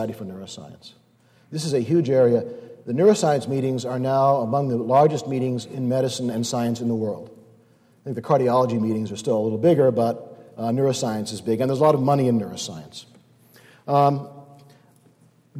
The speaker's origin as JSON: {"language": "English", "region": "Northeast", "country": "United States", "said": "I'm from the Northeast"}